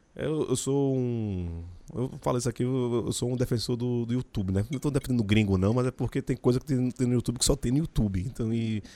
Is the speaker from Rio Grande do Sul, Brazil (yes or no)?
no; Jaboatão dos Guararapes, Pernambuco, Brazil; Sou de Candeia, barra de jangada